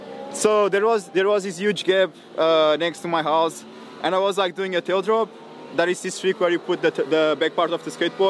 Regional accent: Caldas da Rainha, Centro, Portugal; English is a second language; moved away as an adult; now in United States; Okay, so I'm like 1 hour like north side of Lisbon. I'm like from a really small town called Caldas da Rainha.

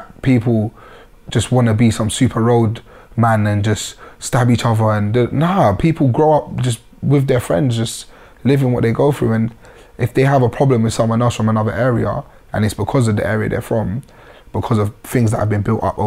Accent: London, United Kingdom; being from the area

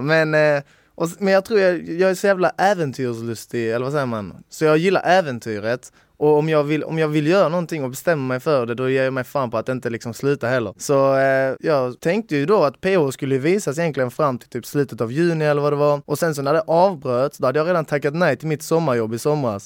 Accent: Sweden; jag är helt svensk, eller min farfar är polack

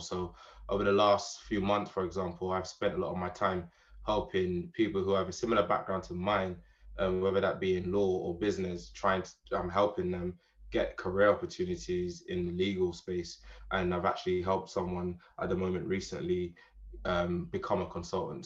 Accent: Jamaica; moved away as an adult; now in United Kingdom; I'm born British, but I grew up in Jamaica. So moved to Jamaica when I was about seven years old. Pretty much my foundation years were spent in Jamaica.

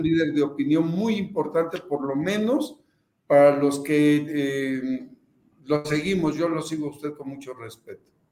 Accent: Veracruz, Mexico; also born or lived in Papantla / Xalapa

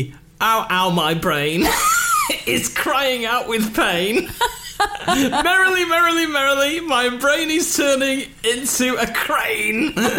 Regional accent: Lancashire, North West England, United Kingdom; One or two from Lancashire, yeah. Such as myself.

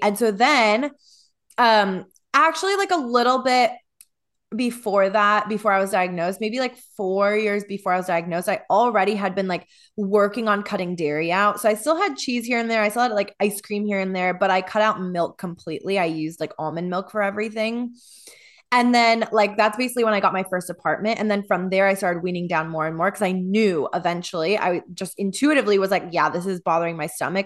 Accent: Midwest, United States; growing up in the Midwest

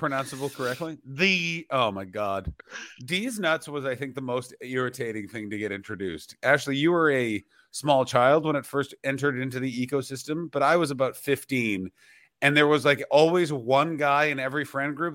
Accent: Ottawa, Ontario, Canada; my hometown of Ottawa

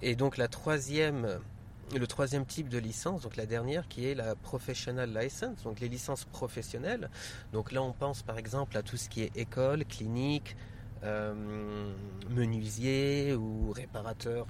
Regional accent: Paris, Île-de-France, France; also born or lived in United Arab Emirates; now in Dubai, United Arab Emirates; Je suis né en France, grandi à Paris. Et en fait, on s'est définitivement installé aux Émirats en l'an 2000.

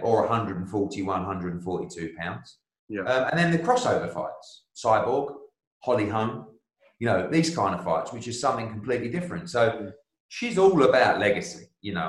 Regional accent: United Kingdom; I'm a Brit

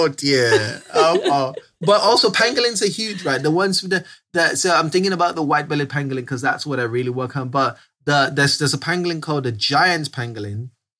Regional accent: Southeast, Nigeria; I grew up in Southeast Nigeria. I grew up, you know, having this large secondary forest around the backyard.

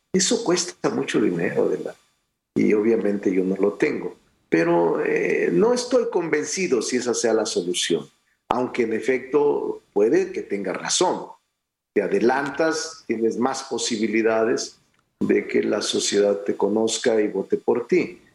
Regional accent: Mexico; desde ser regidor de mi pueblo, tres veces diputado federal, tres veces senador de la República, gobernador de mi estado

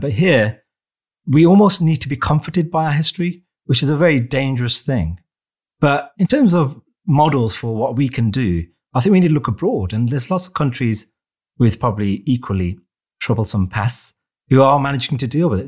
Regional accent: Wolverhampton, West Midlands, United Kingdom; my hometown of Wolverhampton

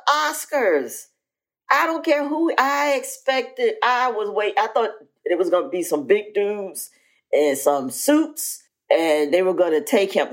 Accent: Philadelphia, Pennsylvania, United States; I'm from Philly

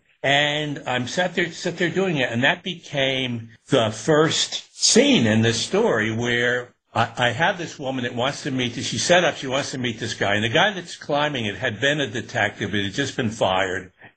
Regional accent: Newburgh, New York, United States; I'd done it even as a kid when I was growing up in Newburgh and upstate

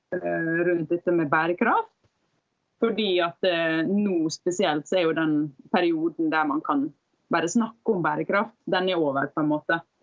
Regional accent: Sunnmøre, Møre og Romsdal, Norway; also born or lived in Bergen; now in Oslo, Norway; jeg er da fra Sunnmøre

